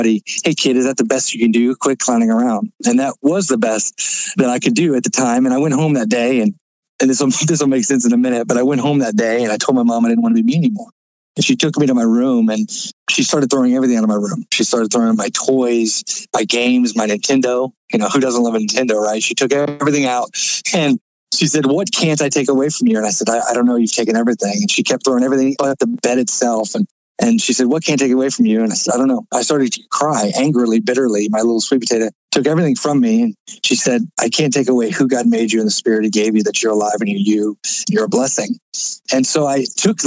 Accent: Florida, United States; I was born in Florida

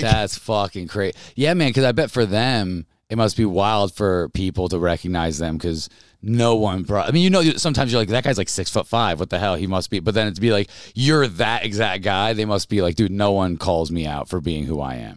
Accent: Albany, New York, United States; I grew up in Albany, New York

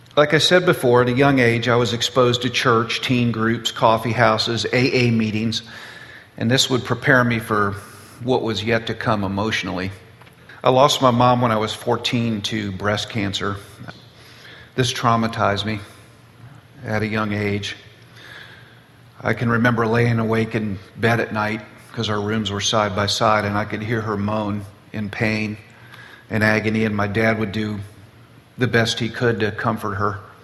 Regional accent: Boca Raton, Florida, United States; I was born and raised in South Florida, Boca Raton.

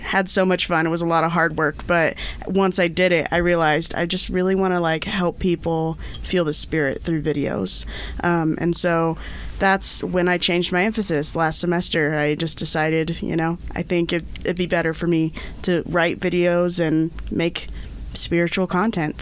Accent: Indiana, United States; moved away as an adult; now in Idaho, United States; grow up in Indiana? Cause I did

